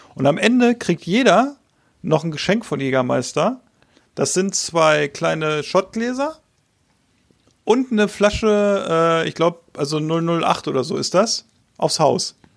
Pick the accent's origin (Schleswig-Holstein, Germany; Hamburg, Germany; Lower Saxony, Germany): Lower Saxony, Germany; Hanover; als Hannoveraner